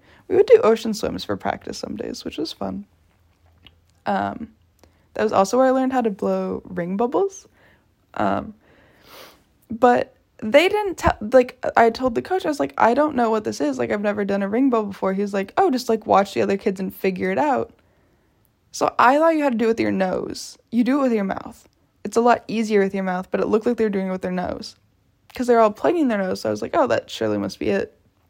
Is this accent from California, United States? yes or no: yes; San Diego, California, United States; also born or lived in La Jolla; I was born in Pacific Beach. And we had a house there. And every once in a while, my dad like rented it out when he moved to La Jolla.